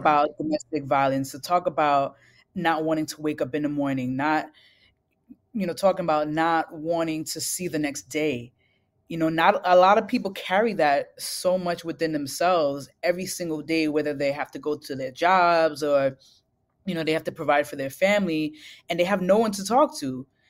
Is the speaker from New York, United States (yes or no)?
yes; New York City, New York, United States; growing up in Brooklyn, I was raised in a single parent household